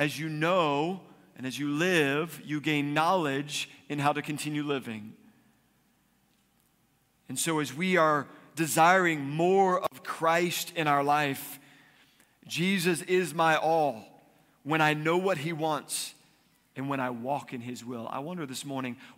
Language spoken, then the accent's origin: English; East Coast, United States; now in Arizona, United States; I grew up on the East Coast, which means we had snow in the winter